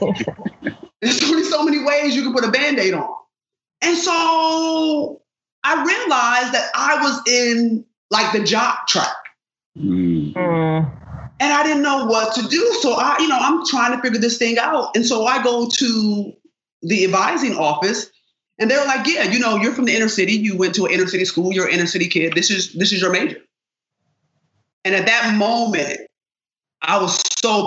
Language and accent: English; Rochester, New York, United States; I grew up in Rochester, New York.